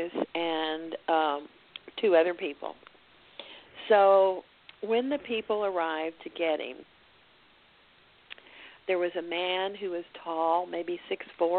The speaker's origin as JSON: {"language": "English", "town": "Dallas", "region": "Texas", "country": "United States", "said": "I'm from Dallas"}